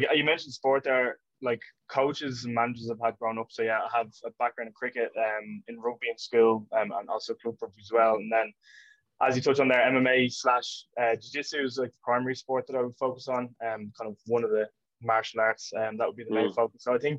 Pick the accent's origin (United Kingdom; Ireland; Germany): Ireland; Portmarnock, Leinster; grew up in Portmarnock, in North County Dublin.